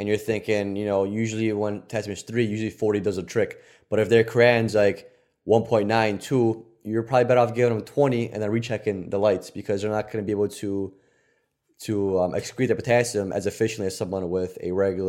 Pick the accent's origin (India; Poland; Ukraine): Poland; moved away; we're fucking Polish